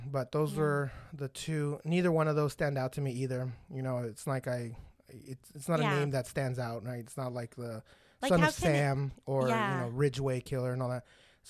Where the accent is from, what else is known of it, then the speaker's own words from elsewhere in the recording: Fraserburgh, Scotland, United Kingdom; I'm from Frazerburg, Scotland.